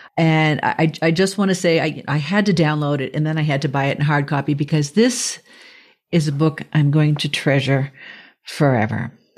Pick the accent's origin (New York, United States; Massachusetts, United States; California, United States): Massachusetts, United States; Boston; I grew up in the South Shore of Boston